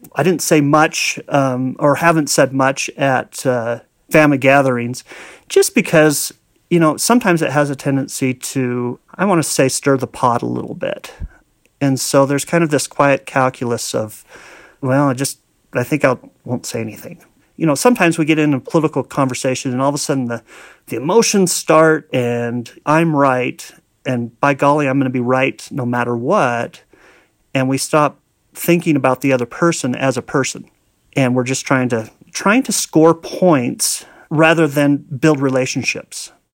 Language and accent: English; Arizona, United States; I grew up in Arizona